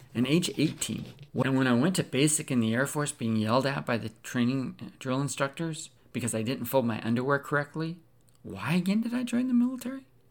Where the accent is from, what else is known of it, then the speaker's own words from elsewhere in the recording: Pacific Northwest, United States; I grew up in the Pacific Northwest